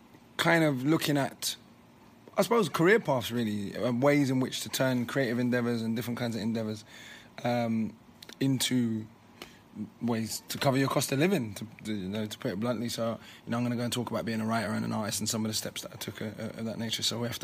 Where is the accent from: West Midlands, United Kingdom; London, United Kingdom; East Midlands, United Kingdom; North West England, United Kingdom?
London, United Kingdom; I grew up in London. I didn't grow up in Kingston.